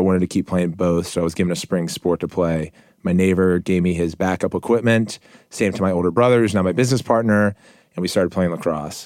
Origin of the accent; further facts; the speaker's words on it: Montgomery County, Maryland, United States; I grew up in Montgomery County, Maryland, in a middle-class